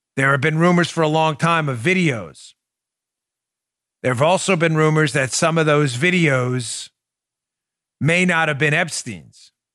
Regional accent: New York City, New York, United States; moved away; when I grew up in New York thirty years ago

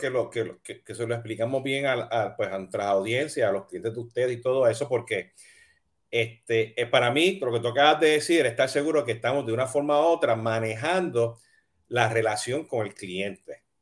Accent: Puerto Rico; moved away as an adult; now in United States; yo me mudé de Puerto Rico hasta Estados Unidos a estudiar

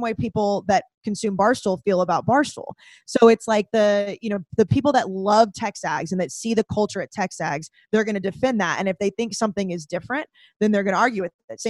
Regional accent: Texas, United States; moved away as an adult; also born or lived in College Station, Texas / Dallas, Texas / Boston, Massachusetts; now in New York, United States; growing up in Texas, that's not what I saw, especially in College Station

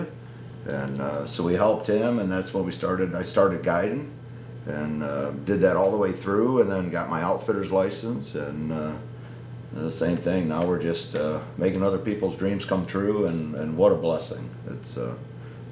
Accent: Midwest, United States; I grew up in the Midwest

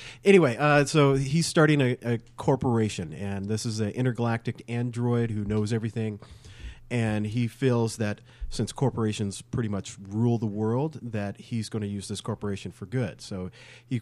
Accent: Snoqualmie Valley, Washington, United States; I grew up in Snoqualmie Valley

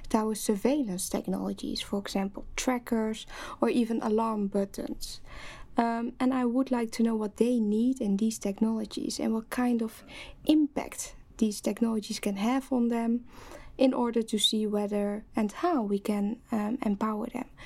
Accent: Netherlands; English is a second language; moved away as an adult; now in London, United Kingdom; as you might uh, hear from my accent, I'm uh, originally from the Netherlands

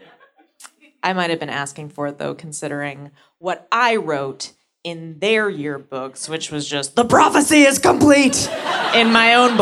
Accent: San Francisco, California, United States; I'm from San Francisco

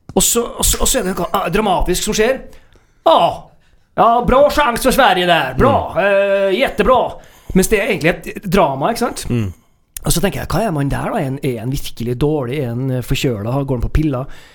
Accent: Trøndelag, Norway; sitter jo her som trøndere

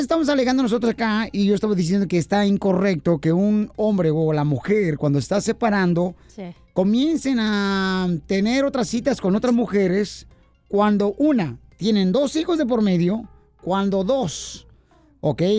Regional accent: Ocotlán, Jalisco, Mexico; moved away; allá en Ocotlán, Jalisco, mi tierra natal

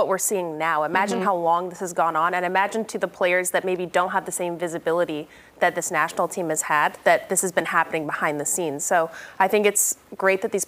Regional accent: Utah, United States; We're both from Utah, and I played against her in high school.

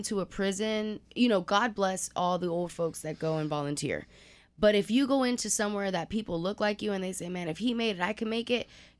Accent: Houston, Texas, United States; also born or lived in Pasadena; I'm from Houston, born and raised... I was actually born in Pasadena, but raised in A-Leaf. So SWAT, shout out to SWAT. I am a product of Cook Road.

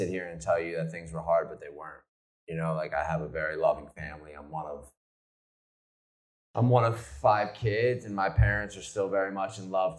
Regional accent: New Jersey, United States; I grew up in South Jersey

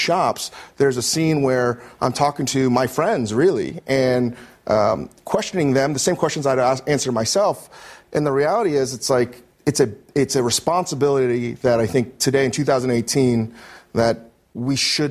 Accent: Northern Virginia, United States; growing up in Northern Virginia

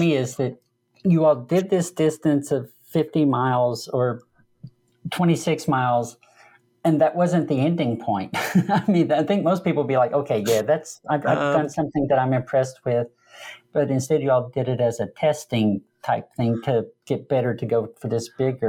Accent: the South, United States; I'm from the southern United States originally, so I've got more of a southern accent.

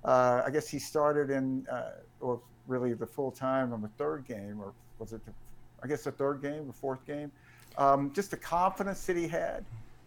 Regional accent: Jackson, Mississippi, United States; That's when I was a kid growing up in Jackson, and my dad and I used to walk to the games that were in Memorial Stadium from our house over in Belhaven.

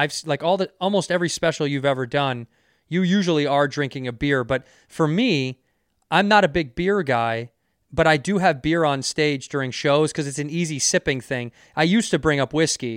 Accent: Chicago, Illinois, United States; also born or lived in Phoenix, Arizona; now in California, United States; I'm from Chicago and I lived, you know, there in Phoenix, and then I lived here now in California

